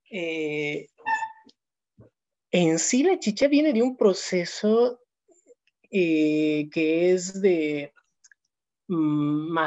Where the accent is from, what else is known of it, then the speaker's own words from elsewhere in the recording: Cochabamba, Bolivia; now in Barcelona, Spain; yo soy de Cochabamba